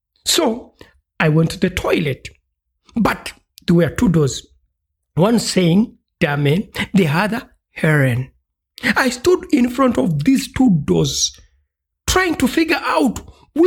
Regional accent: Uganda; ich komme aus Uganda

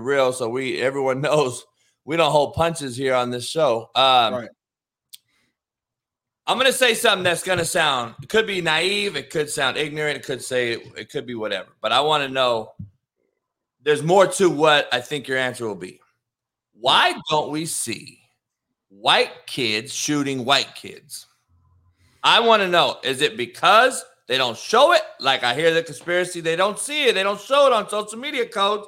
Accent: Compton, California, United States; growing up in Compton, being around nothing but killers, dope dealers, and athletes

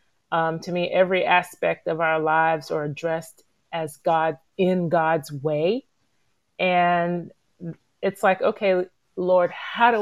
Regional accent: Gainesville, Florida, United States; growing up in Gainesville and after college and moving away with my husband and then returning back here

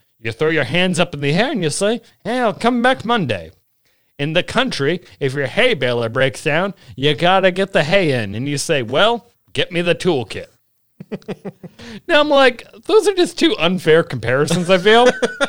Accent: Washington, United States; also born or lived in Tacoma; I grew up on the Olympic and Kinsack peninsulas in the state of Washington. And even when we lived in Tacoma, we lived on the outskirts.

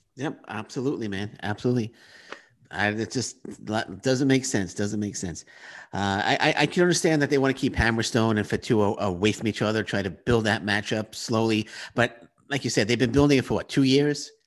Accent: New York City, New York, United States; moved away as an adult; now in Canada; I'm from Queens, New York

